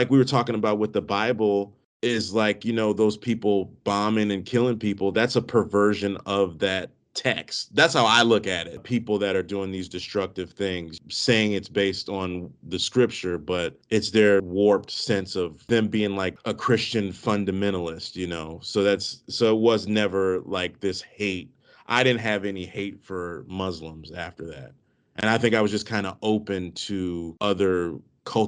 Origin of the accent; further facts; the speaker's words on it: D.C. area, Maryland, United States; I grew up in the Maryland, D.C. area